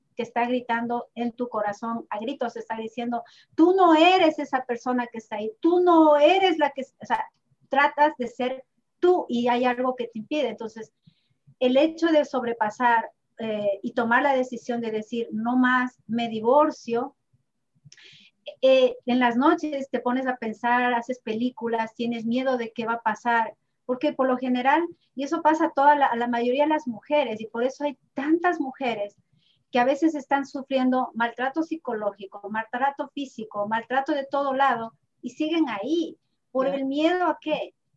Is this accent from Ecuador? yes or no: yes; Ibarra, Imbabura, Ecuador; moved away; Yo también soy de Ibarra